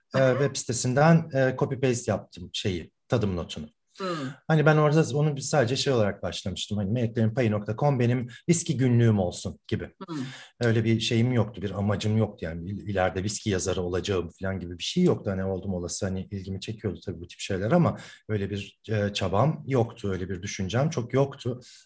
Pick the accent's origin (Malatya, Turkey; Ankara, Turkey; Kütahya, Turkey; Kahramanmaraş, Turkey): Ankara, Turkey; moved away as an adult; now in Istanbul, Turkey; Ankaralıyım ben. Ee, bütün okul hayatım Ankara'da geçti.